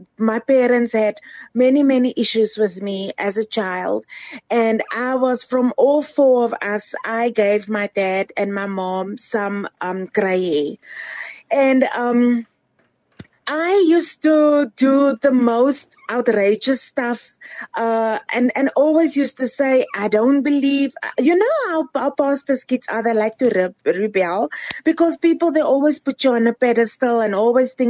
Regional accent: Cape Town, Western Cape, South Africa; now in Johannesburg, South Africa; I'm originally from Cape Town. I grew up in Cape Town

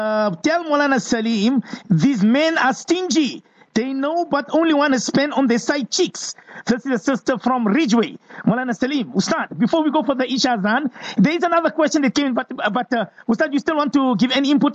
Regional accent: Johannesburg, Gauteng, South Africa; To both the panelists, I am from Johannesburg.

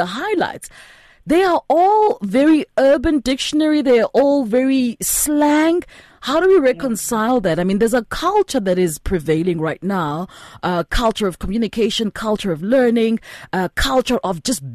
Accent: South Africa; I'm South African.

